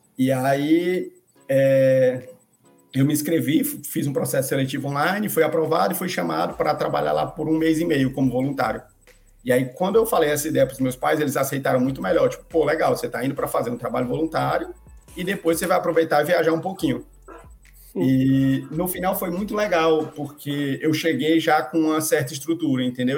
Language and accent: Portuguese; Fortaleza, Ceará, Brazil; moved away as an adult; also born or lived in Argentina / Maranhão; Eu sou de Fortaleza, no Ceará. Então, eu nasci e cresci em Fortaleza, na capital do Ceará